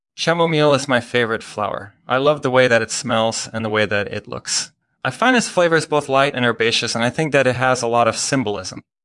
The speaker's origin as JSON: {"language": "English", "country": "Belgium", "moved": "as an adult", "lives_now": "United States", "said": "I'm originally from Belgium, but I've been living in the United States for the past few years."}